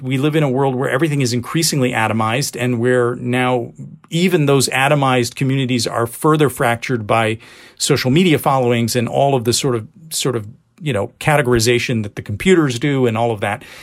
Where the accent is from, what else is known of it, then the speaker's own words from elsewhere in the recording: United States; I speak as only, only in a limited form as a Pakistani because I was born here and raised here and basically American.